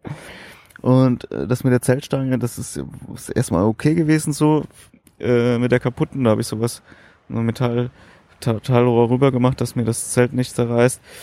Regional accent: Berlin, Germany; dass ich aus Berlin komme

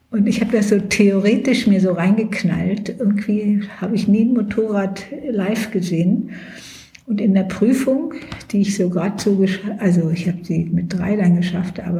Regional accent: Lower Saxony, Germany; now in Berlin, Germany; Ich war ja, ich bin in Niedersachsen aufgewachsen.

